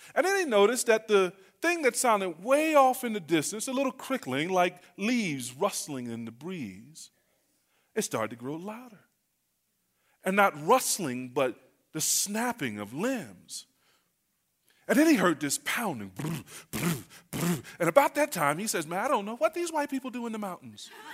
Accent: North Carolina, United States; I'm from North Carolina.

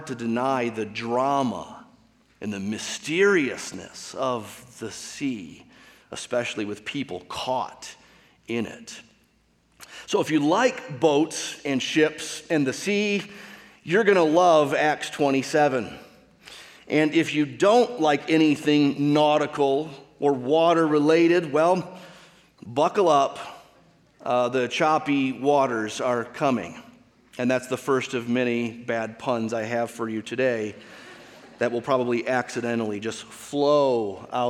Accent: Michigan, United States; I grew up in Michigan with the Great Lakes surrounding that state.

